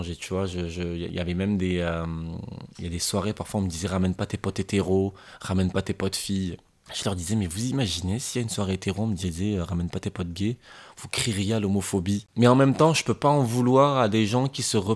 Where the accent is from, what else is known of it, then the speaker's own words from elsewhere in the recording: France; je suis français, mais je suis aussi arabe, je suis musulman